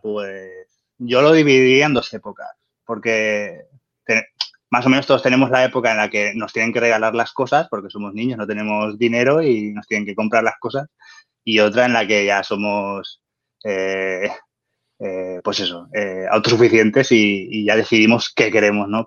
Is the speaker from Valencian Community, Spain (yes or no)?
yes; Valencian Community, Spain; soy un valenciano nacido en los 80